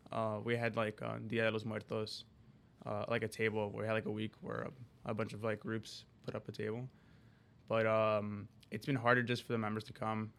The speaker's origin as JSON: {"language": "English", "town": "Skokie", "region": "Illinois", "country": "United States", "tie": "born or raised there", "also_born_or_lived": "Chicago", "said": "I'm originally from Chicago, and, um, I actually grew up, uh, most of my life in Skokie, which is literally, like, it borders the city"}